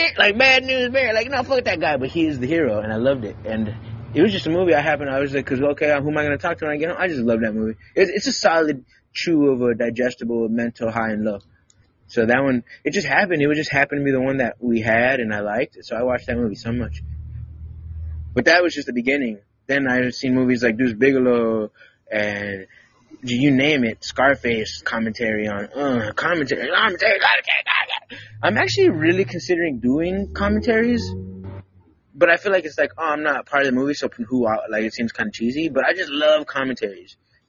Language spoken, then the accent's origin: English; Wisconsin, United States; growing up in Wisconsin half the part of the time.